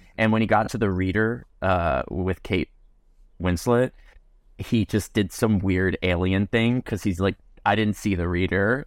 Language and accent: English; New Jersey, United States; moved away as an adult; also born or lived in Virginia; I grew up in Jersey